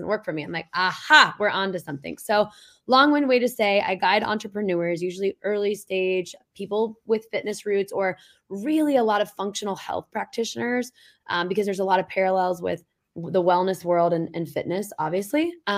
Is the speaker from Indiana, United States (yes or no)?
yes; Indianapolis, Indiana, United States; also born or lived in Boston; now in New Hampshire, United States; I'm from Indianapolis originally, never planned on living anywhere outside of the Midwest, spent 6 years in Boston. Now I'm here in New Hampshire